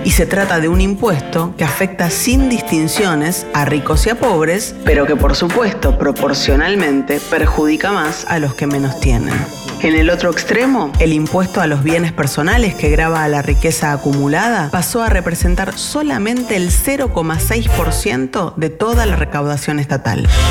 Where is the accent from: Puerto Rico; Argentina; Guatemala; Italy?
Argentina; en nuestro país viven 3 millones de personas